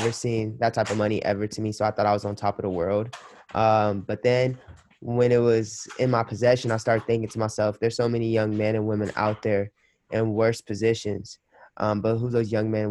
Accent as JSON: {"language": "English", "town": "Los Angeles", "region": "California", "country": "United States", "also_born_or_lived": "Minnesota", "moved": "as an adult", "said": "I'm from Los Angeles, California"}